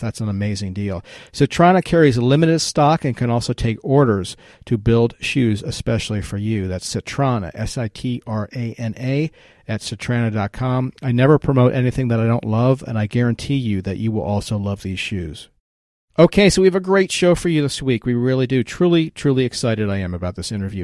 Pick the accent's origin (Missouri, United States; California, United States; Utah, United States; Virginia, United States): Virginia, United States; my home state of Virginia